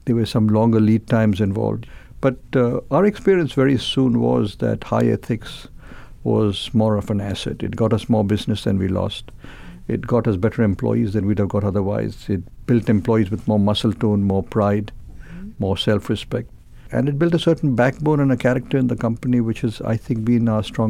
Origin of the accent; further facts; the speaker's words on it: Mumbai, Maharashtra, India; In Mumbai, which is the erstwhile Bombay, the same city.